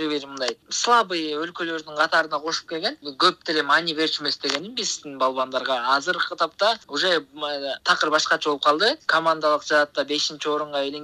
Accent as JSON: {"language": "Kyrgyz", "region": "Naryn Region", "country": "Kyrgyzstan"}